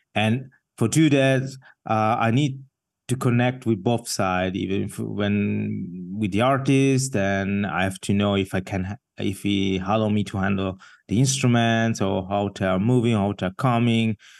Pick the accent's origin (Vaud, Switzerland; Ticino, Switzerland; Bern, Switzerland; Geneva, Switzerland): Ticino, Switzerland; Ascona; moved away as an adult; also born or lived in Mumbai, India; now in Basel, Switzerland; I grew up in the south part of the country